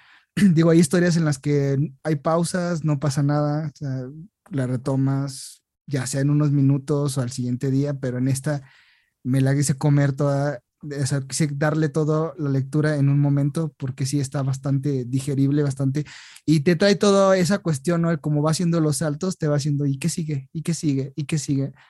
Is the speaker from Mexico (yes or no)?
yes; Mexico